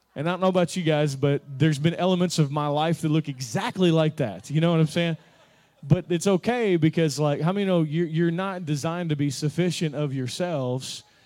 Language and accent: English; Kentucky, United States; I'm from Kentucky